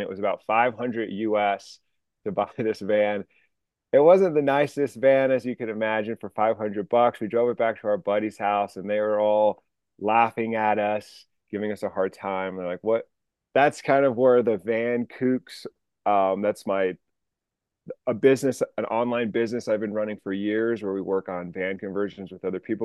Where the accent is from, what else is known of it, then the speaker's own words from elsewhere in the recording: New Mexico, United States; moved away as an adult; also born or lived in Sacramento / Seattle; I grew up in New Mexico. I went to the University of New Mexico